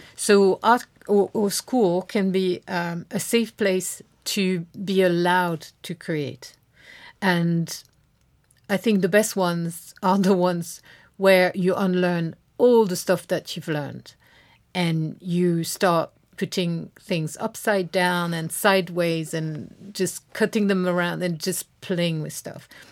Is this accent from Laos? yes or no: no; France; moved away; grew up in France